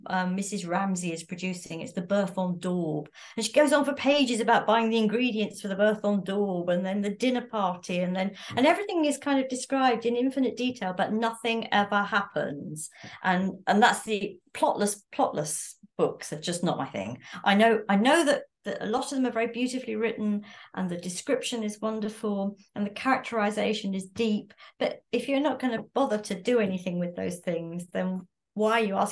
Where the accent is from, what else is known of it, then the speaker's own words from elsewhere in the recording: London, United Kingdom; I was born in London.